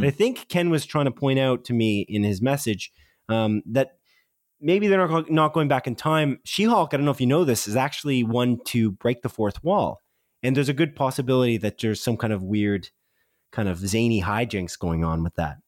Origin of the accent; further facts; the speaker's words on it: Canada; because we're Canadian